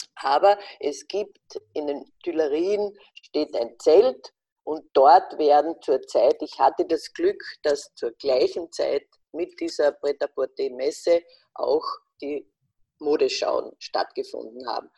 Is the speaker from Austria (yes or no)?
yes; Wolfsberg, Carinthia, Austria; ich bin wunderbar aufgewachsen als Kind am Stadtrand von Wolfsberg, einer Stadt in Kärnten